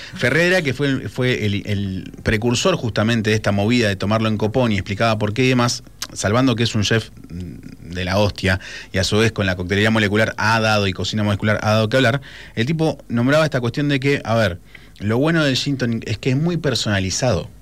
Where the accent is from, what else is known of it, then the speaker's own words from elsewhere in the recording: Argentina; nuestro país